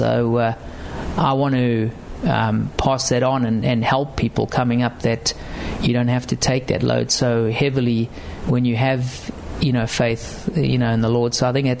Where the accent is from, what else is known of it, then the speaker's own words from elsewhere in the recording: South Africa; You know, being a South African, when I first rocked up in 2000, I think it was almost Greg's last year.